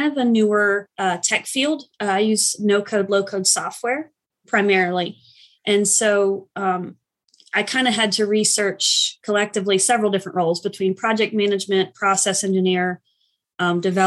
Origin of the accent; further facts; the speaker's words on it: Asheville, North Carolina, United States; I live in Asheville currently, and I've kind of lived here off and on for most of my life. So I consider it my hometown, even though I wasn't born here